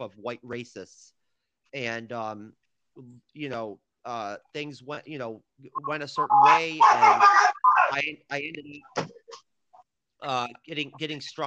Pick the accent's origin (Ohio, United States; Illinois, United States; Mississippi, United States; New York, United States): New York, United States; near Cooperstown; I'm from near Cooperstown, New York